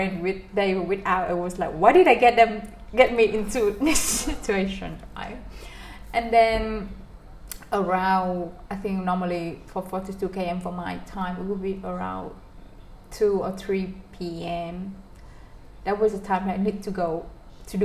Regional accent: Vietnam

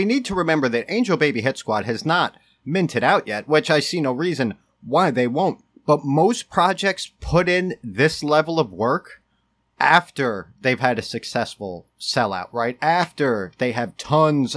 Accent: New York, United States; also born or lived in Connecticut; now in Waterbury area, Connecticut, United States; I grew up in New York and moved to Connecticut.

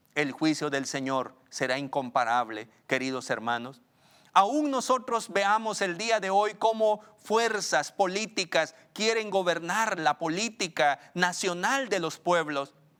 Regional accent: Guatemala; una sociedad pequeña como la guatemalteca

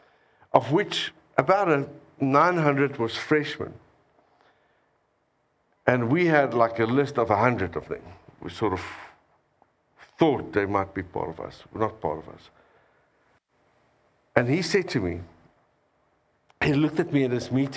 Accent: South Africa; I came all the way from South Africa

